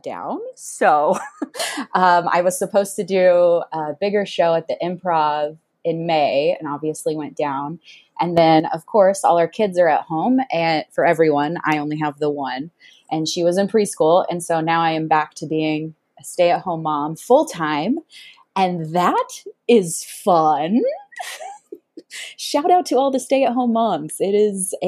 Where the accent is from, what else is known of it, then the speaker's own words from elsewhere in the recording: Missouri, United States; moved away as an adult; now in Southern California, United States; I grew up in Missouri in a small little town that only has like 400 people